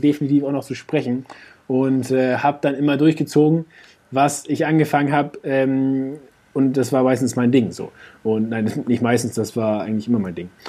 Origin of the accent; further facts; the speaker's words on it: Hamburg, Germany; als Hamburger